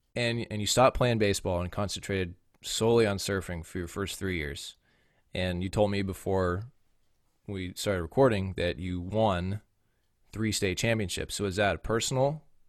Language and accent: English; Bay Area, California, United States; Growing up in the Bay Area and going to a small private school